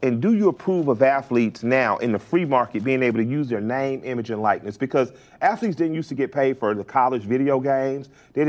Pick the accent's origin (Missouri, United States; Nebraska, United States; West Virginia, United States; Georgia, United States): Georgia, United States; Atlanta; And us being Southerners. Because I'm from Atlanta, but my family's from the Deep South. They're from Tuskegee.